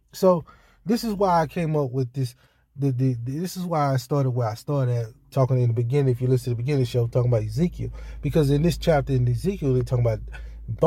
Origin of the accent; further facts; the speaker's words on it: Hattiesburg, Mississippi, United States; moved away; my hometown, Hattiesburg, Mississippi